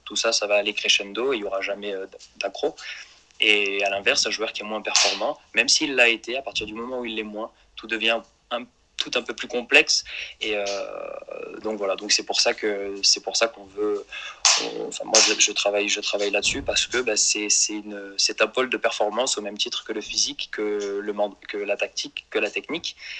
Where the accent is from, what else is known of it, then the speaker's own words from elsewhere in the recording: Marseille, Provence-Alpes-Côte d'Azur, France; je suis issu de Marseille